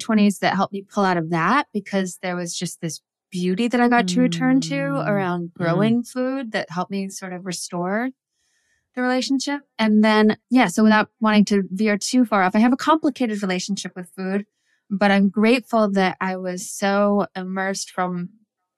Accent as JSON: {"language": "English", "country": "United States", "tie": "born or raised there", "said": "I was raised in the United States on a small subsistence farm, only child of a single mom."}